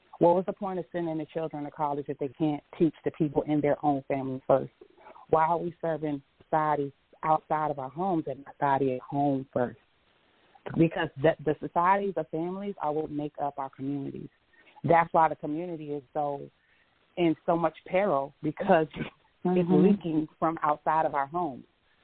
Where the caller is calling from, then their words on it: Washington, District of Columbia, United States; I'm calling from the District of Columbia metropolitan area.